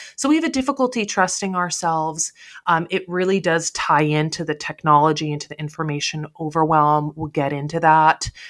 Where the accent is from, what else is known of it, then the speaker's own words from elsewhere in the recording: United States; the sense of security that we have here in the United States